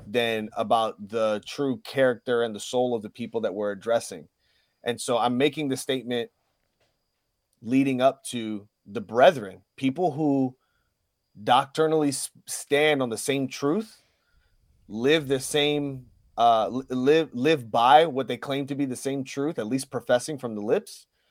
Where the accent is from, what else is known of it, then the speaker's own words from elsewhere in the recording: Puerto Rico; I'm a Puerto Rican. I keep both the flags on me.